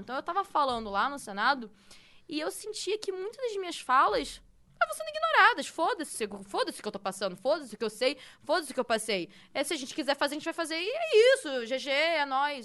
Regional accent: Rio de Janeiro, Brazil; now in São Paulo, Brazil; Eu sou do Rio de Janeiro, tudo bem, tô morando em São Paulo

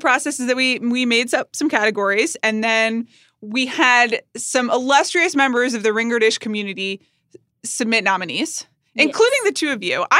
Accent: Atlanta, Georgia, United States; I'm from Atlanta, Georgia.

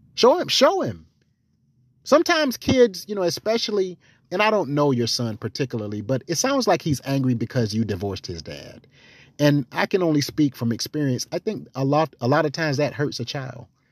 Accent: the South, United States; I'm from the South.

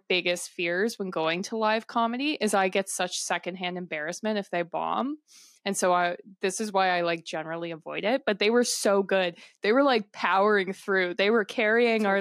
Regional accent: Canada; we're from Canada

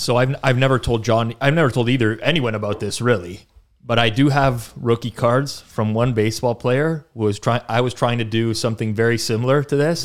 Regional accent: Canada; growing up in Canada

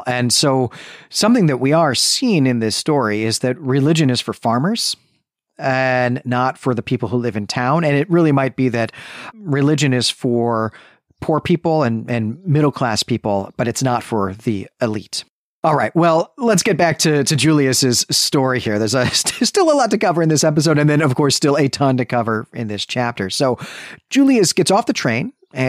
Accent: Midwest, United States; You know, to my mind, Florida is east. Florida is the East Coast. You know, my mind as a Midwesterner.

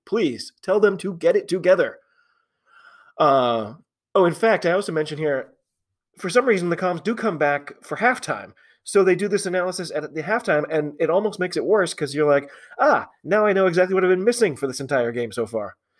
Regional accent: United States; I'm an American rugby fan

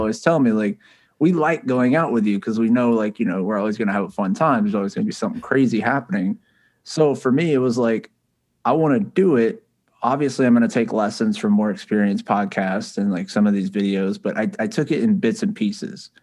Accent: the South, United States; I was born and raised here in the South

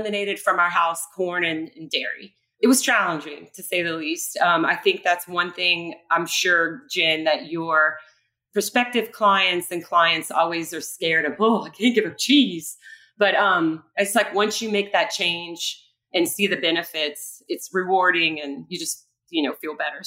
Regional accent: Bayou Lafourche, Louisiana, United States; I'm from Bayou Lafourche. We grew up with not too many available restaurants.

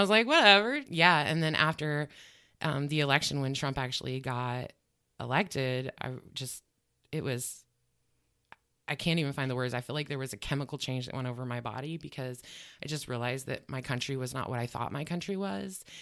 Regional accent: Grant, Nebraska, United States; moved away as an adult; also born or lived in North Omaha, Nebraska; now in Omaha, United States; I'm originally from the Grant and Ogallala area

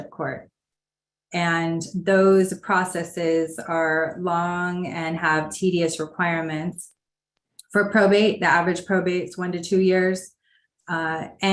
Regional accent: Los Angeles, California, United States; I am originally from Los Angeles, so grew up in Los Angeles

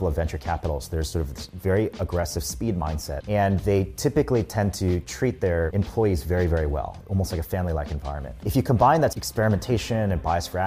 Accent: United States; I grew up in the US

